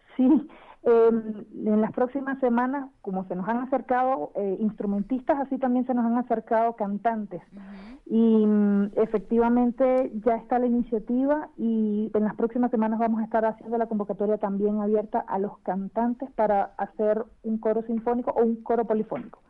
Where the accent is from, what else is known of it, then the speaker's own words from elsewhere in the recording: Venezuela; now in Chile; soy venezolana